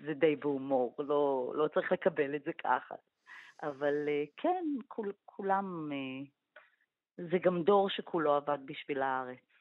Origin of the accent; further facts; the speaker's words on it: Israel; אנחנו ישראלים